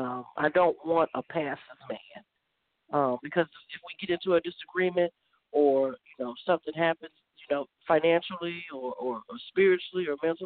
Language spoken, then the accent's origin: English; California, United States